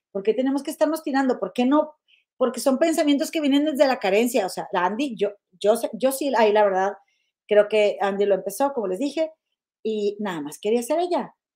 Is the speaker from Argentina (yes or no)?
no; Monterrey, Nuevo León, Mexico; somos mi comadre Gema y yo de Monterrey